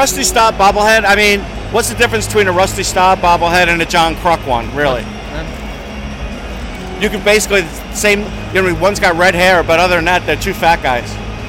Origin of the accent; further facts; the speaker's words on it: Long Island, New York, United States; moved away; I grew up hating the Islanders, and I grew up on Long Island